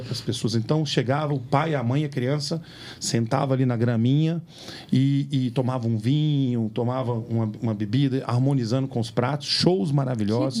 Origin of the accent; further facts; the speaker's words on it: Minas Gerais, Brazil; Nós somos mineiros, comemos feijão tropeiro